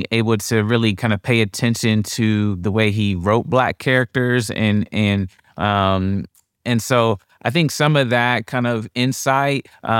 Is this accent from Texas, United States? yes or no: no; Columbus, Ohio, United States; So I grew up in Columbus, Ohio.